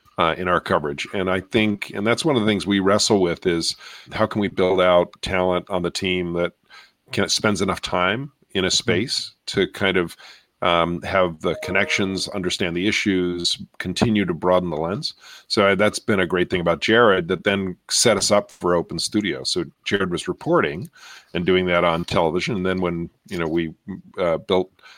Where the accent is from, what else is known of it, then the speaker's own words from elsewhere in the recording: New York, United States; moved away; I grew up in New York, and watch Channel 13 and listen to public radio in New York